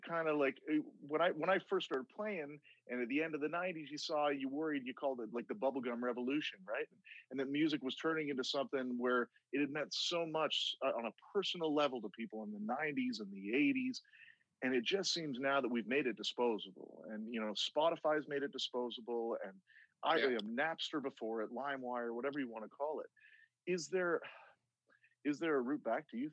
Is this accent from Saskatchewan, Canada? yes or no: no; Brampton, Ontario, Canada; I grew up in Brampton